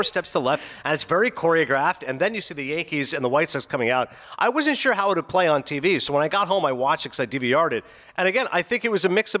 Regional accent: Canada; now in New Jersey, United States; I'm from the East Coast.

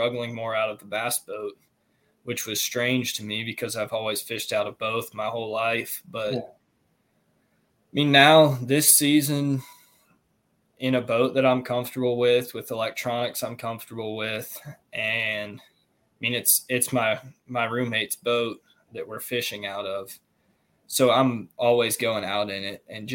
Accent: Central Virginia, United States; Growing up in Central Virginia, we had a few tournaments out there

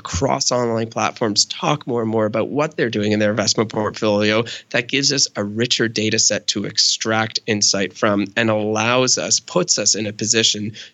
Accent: Canada; I'm Canadian

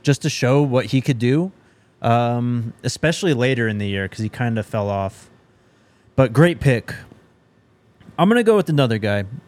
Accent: New Mexico, United States; moved away; I grew up in New Mexico

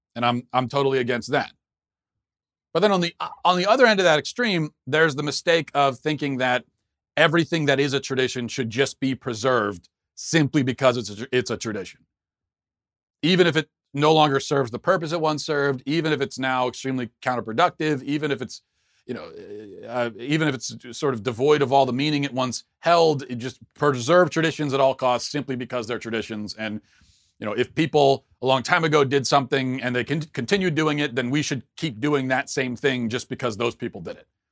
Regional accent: United States; I'm an American

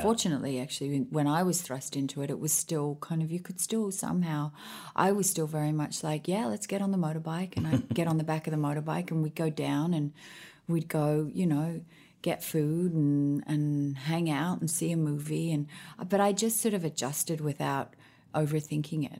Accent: Sydney, New South Wales, Australia; moved away as an adult; also born or lived in Honolulu, Hawaii / Washington, D.C.; now in Nashville, United States; And then we moved back to Australia

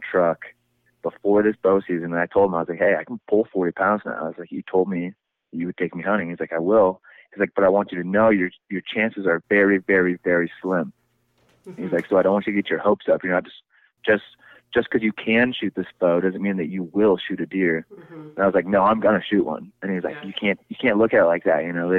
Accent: Iowa, United States; I'm from Iowa.

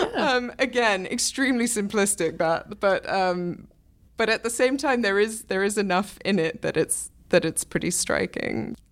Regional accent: England, United Kingdom; moved away; I'm from England where, you know, we do still have sort of the National Health

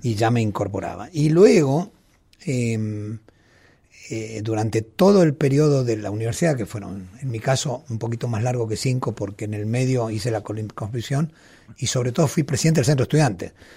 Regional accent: Mendoza, Argentina; yo siendo mendocino del oasis

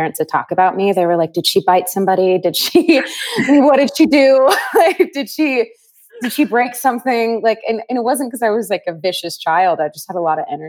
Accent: Northern California, United States; We grew up in Northern California

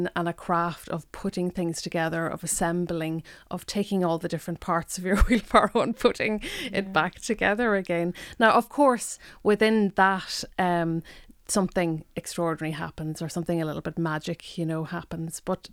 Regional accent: Donegal Gaeltacht, Ulster, Ireland; first language Irish; English is a second language; moved away as an adult; also born or lived in Dublin; I grew up in the Donegal Gaeltacht. Irish was my first language.

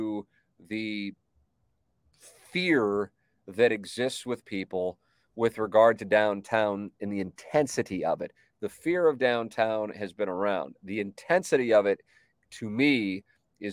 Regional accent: St. Louis, Missouri, United States; I grew up on Tama Avenue, lived downtown, but you know, I mean, Tama Avenue, while it is certainly in the city

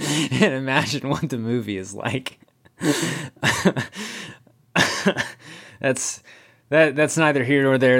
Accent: the South, United States; I'm from the South, South.

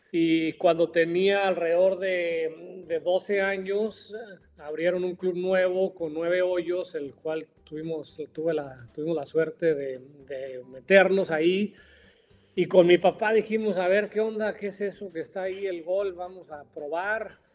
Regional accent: Mexico; also born or lived in Florida, United States; nosotros como mexicanos

